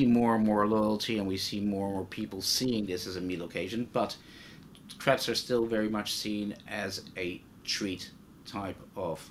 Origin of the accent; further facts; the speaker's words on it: Netherlands; I grew up in Holland